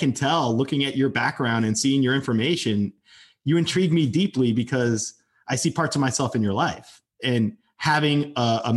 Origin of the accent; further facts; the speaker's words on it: Lodi, New Jersey, United States; now in Tampa, United States; where I grew up in New Jersey. I'm from Lodi, New Jersey.